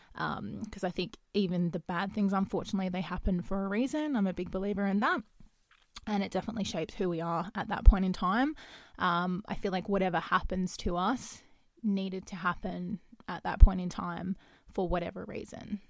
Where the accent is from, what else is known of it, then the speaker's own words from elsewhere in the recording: Perth, Western Australia, Australia; I am from Perth, um, Western Australia